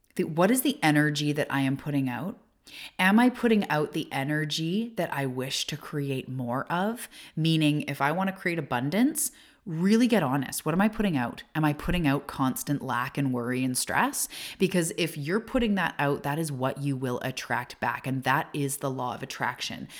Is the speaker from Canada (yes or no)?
yes; Canada; also born or lived in Vancouver Island; I am a Canadian and I'm living on the west coast of Canada in a little tiny beach town